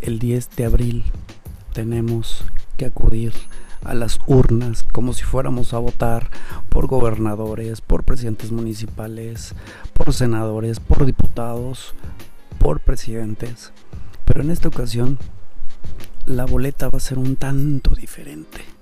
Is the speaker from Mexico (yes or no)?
yes; Mexico; nosotros como mexicanos